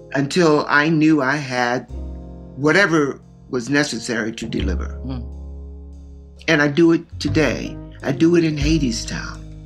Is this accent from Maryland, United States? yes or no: yes; Baltimore, Maryland, United States; Growing up in Baltimore, I was used to being on the edges